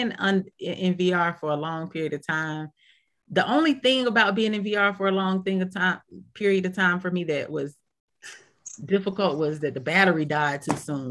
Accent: Decatur, Georgia, United States

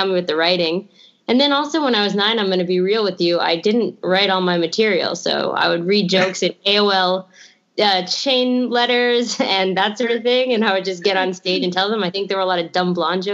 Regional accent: New York City, New York, United States; also born or lived in Los Angeles; I grew up on the Upper West Side, so there's a long, rich history of comedy and stand-up comedy here.

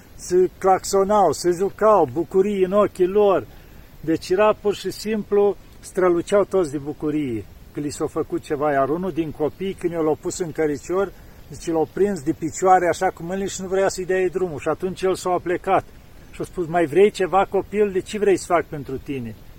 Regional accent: Romania

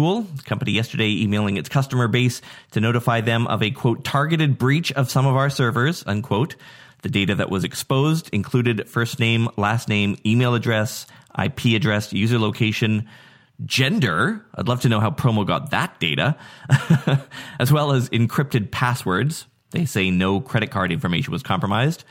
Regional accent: Nanaimo, British Columbia, Canada; my hometown of Nanaimo, Canada

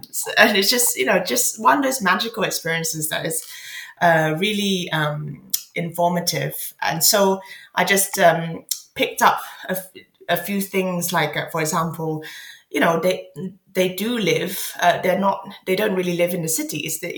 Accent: Malaysia; now in London, United Kingdom; I'm so lucky to have had the first few years of my life in Malaysia

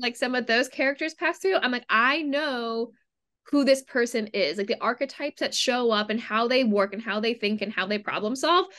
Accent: Cleveland, Ohio, United States; now in New York City, United States; growing up in Cleveland, Ohio, we had a really, really big theater scene

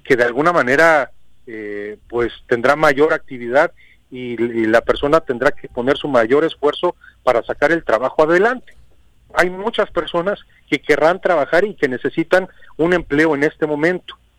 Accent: Morelos, Mexico; somos mexicanos, somos morelenses

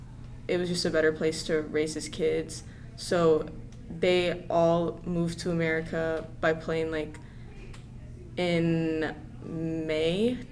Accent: North Alabama, United States; I was born in North Alabama, so I've been in the school system for 15 years.

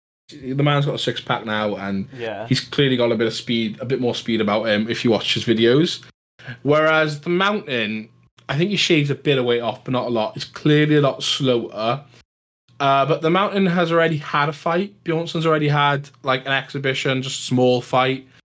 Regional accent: United Kingdom; British, we're British.

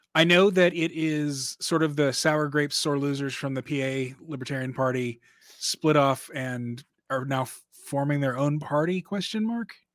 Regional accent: Dallas, Texas, United States; now in Minneapolis, United States; I'm from Dallas originally

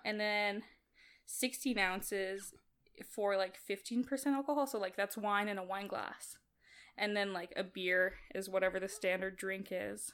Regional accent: Kazakhstan; now in Canada; I was born in Kazakhstan, but I'm mainly, like, European.

